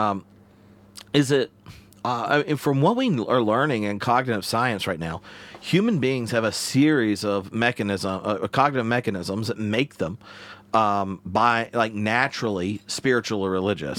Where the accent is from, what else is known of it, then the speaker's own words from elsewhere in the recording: the South, United States; moved away as an adult; now in Edinburgh, United Kingdom; I grew up in the South